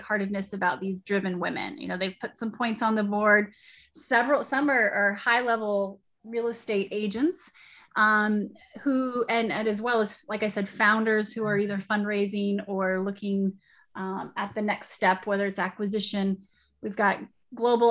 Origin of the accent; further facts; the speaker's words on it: Wyoming, United States; also born or lived in Arizona / South Dakota; now in Austin, United States; I'm actually from Wyoming. I grew up in a trailer park